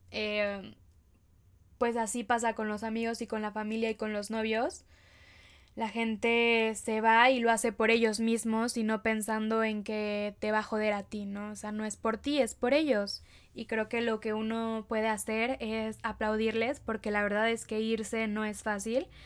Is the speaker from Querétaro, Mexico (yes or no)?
yes; Querétaro, Mexico; born there; also born or lived in Veracruz / State of Mexico; viví en, nací en Querétaro, después viví en Veracruz, después me regresé a vivir a Querétaro y ahora vivo en el Estado de México